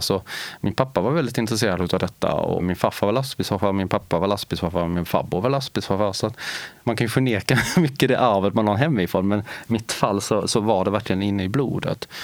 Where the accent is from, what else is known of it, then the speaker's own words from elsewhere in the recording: Lilla Högarnas, Skåne, Sweden; accent: Skånska; En liten, liten gruvort som ligger strax norr om Helsingborg längs med kusten i nordvästra delen av Skåne. Där är jag född och meddelen uppvuxen.